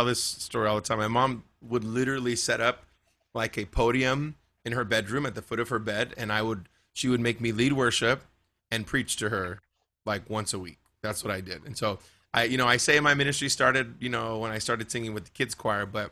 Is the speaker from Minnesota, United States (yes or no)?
no; Bakersfield, California, United States; Yeah, that's my hometown. Yeah, born and raised.